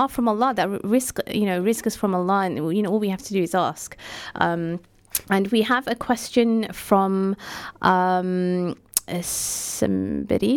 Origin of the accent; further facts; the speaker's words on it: United Kingdom; we're immigrants living in this country, um, who obviously we're, we're British